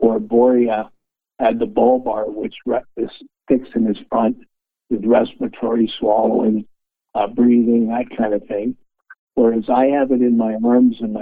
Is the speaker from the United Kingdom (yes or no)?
no; Toronto, Ontario, Canada; also born or lived in Regina, Saskatchewan; originally I was born in Regina, but I grew up in Toronto